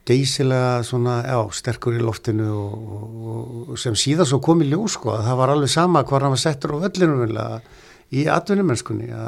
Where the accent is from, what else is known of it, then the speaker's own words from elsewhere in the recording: Neskaupstaður, Eastern Region, Iceland; moved away as an adult; also born or lived in Norway; Neskustad og, og kem utan á landi